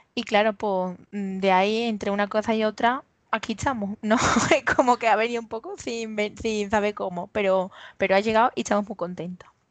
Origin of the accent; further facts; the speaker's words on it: Los Palacios y Villafranca, Andalusia, Spain; soy de Los Palacios, que es un pueblo que está aquí en Sevilla. Soy de aquí y vivo aquí, vamos, que nunca me he movido de aquí